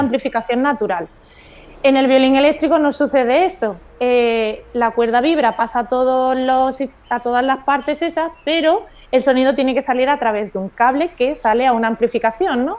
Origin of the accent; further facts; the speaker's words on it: Córdoba, Andalusia, Spain; moved away as an adult; now in Algeciras, Spain; yo soy de Córdoba